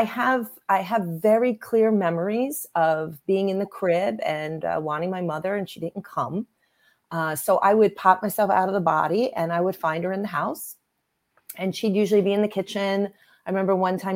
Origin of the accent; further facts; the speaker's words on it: Long Island, New York, United States; I grew up on Long Island, New York